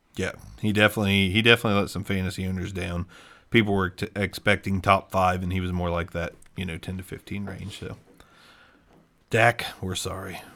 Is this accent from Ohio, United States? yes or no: yes; Ohio, United States; we're from Ohio as well